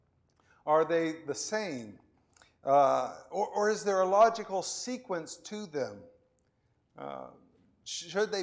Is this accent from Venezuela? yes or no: yes; Venezuela; moved away as an adult; also born or lived in Florida, United States / Spain; now in Houston, United States; I was born in Florida, and I lived in Venezuela, and I lived in Spain, and now I live in Houston. Those are not equal in duration, right? I lived 18 years in Venezuela